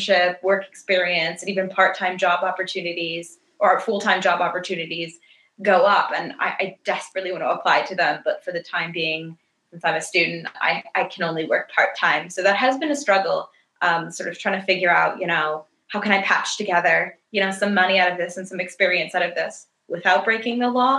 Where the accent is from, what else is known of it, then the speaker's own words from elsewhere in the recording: United States; moved away as an adult; as an American